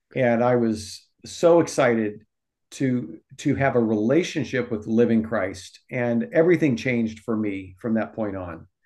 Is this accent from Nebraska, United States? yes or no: yes; Omaha, Nebraska, United States; moved away as an adult; also born or lived in Texas / California; now in Sacramento, United States; I personally was born and raised in Nebraska.